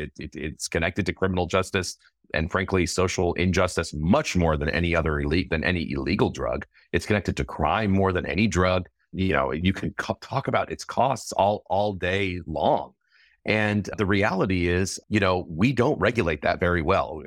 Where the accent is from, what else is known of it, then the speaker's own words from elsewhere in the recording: California, United States; my home state of California